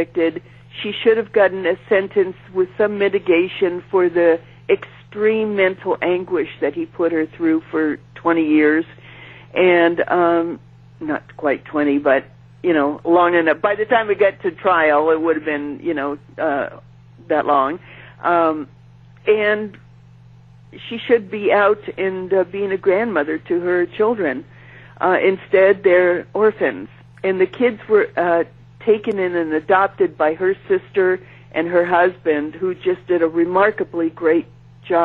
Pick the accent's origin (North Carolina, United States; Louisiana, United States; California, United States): California, United States; San Francisco; I'm from San Francisco.